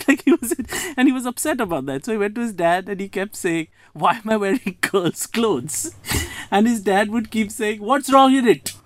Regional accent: Kolkata, West Bengal, India; also born or lived in United States; now in Mumbai, India; I'm originally from Calcutta, India. I currently live in Mumbai, uh, but I had an interim 20 years in the United States

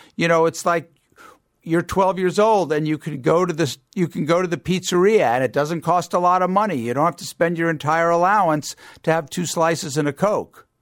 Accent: Long Island, New York, United States; I grew up on Long Island

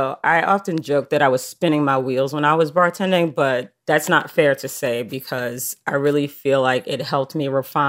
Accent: New York City, New York, United States; now in Dallas, United States; I may live in Dallas, but all the hard wiring was done in Queens. I'm a New Yorker at heart

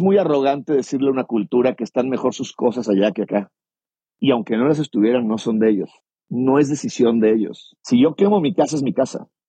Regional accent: Mexico; soy mexicano de 49 años, publicista

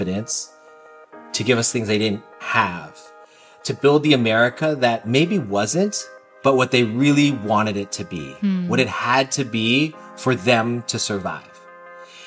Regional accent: California, United States; I'm all California kid

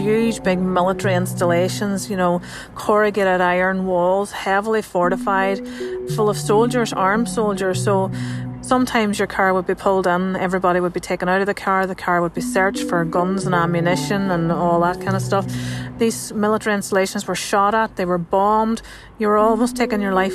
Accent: Northern Ireland, United Kingdom; I'm a journalist from Northern Ireland.

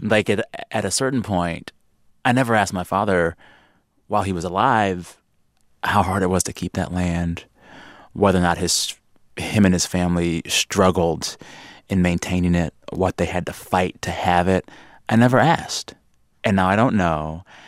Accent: South Texas, United States; I grew up in South Texas

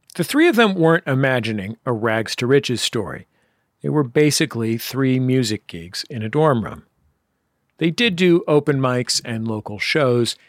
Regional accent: Bay Area, California, United States; growing up in the Bay Area

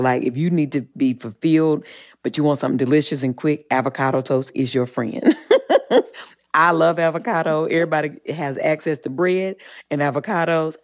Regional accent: Eaton, North Carolina, United States; I'm from the South, and I, I grew up in, in Eaton, North Carolina

